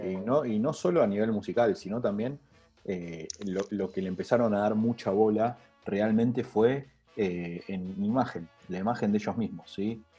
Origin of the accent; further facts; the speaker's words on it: Argentina; necesitamos como argentinos